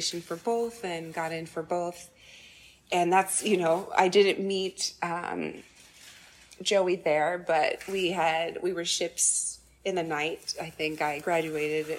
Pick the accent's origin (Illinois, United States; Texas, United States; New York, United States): Illinois, United States; Chicago; I was born in Chicago and grew up on the South Side